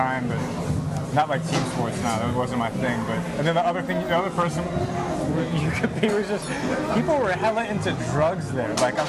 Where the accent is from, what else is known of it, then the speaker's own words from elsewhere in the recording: Fairfax, Virginia, United States; moved away as an adult; also born or lived in Richmond, Virginia / Lynchburg, Virginia; I'm from Fairfax, Virginia.